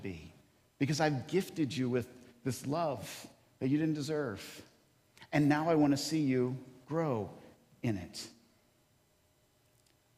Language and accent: English; Kentucky, United States; moved away; I grew up in Kentucky